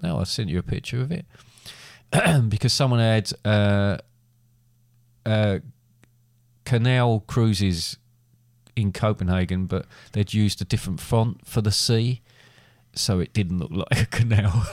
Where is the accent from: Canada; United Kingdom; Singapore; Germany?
United Kingdom; England; being English